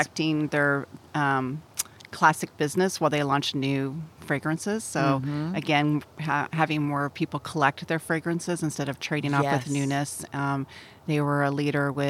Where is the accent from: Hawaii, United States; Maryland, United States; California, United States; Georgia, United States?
California, United States; Southern; also born or lived in Templeton, California / back east; I'm from Southern California. Okay. Went to high school up here in Templeton.